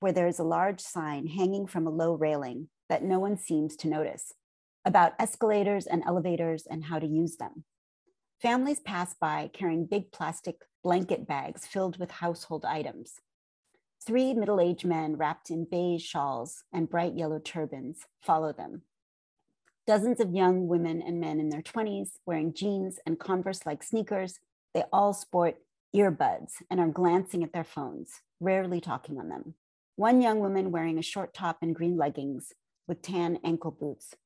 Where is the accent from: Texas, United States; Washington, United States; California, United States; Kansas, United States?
California, United States; Los Angeles; I grew up in Los Angeles